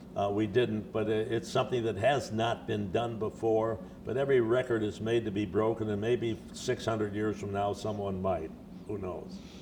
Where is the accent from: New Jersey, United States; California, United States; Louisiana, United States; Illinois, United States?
Illinois, United States; Chicago; moved away as an adult; I was born in Chicago. I grew up here, played high school football in Chicago